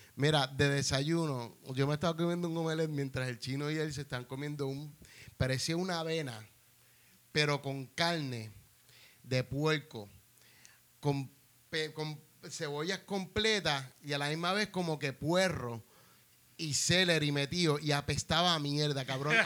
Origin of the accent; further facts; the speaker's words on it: Puerto Rico; yo era de Puerto Rico